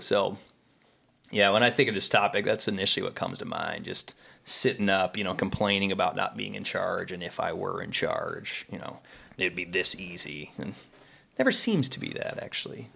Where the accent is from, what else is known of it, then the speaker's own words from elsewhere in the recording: Pittsburgh, Pennsylvania, United States; now in Ohio, United States; originally from Pittsburgh